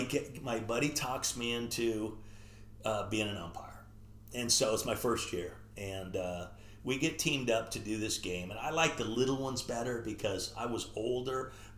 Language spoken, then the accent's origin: English; Bothell, Washington, United States; I'm from Bothell. He goes, oh, you're the one from Washington.